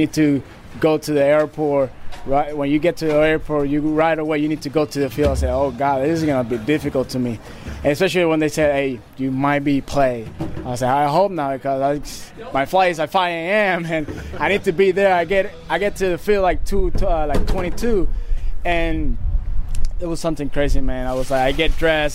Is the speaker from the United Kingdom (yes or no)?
no; Puerto Rico; moved away as an adult; now in Fort Wayne, United States; I'll be honored and blessed, to be born and raised in Puerto Rico